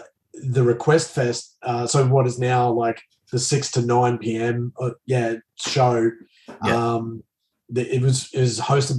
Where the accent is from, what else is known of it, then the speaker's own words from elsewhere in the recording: Rockhampton, Queensland, Australia; I'm from Rockhampton.